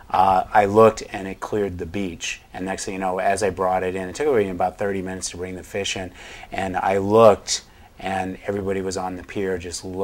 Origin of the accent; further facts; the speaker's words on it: New England, United States; I grew up in New England